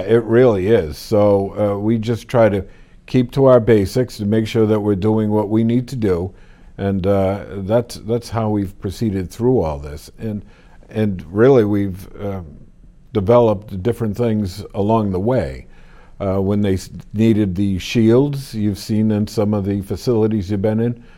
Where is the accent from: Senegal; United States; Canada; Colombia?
United States; Wilmington; I grew up here in Wilmington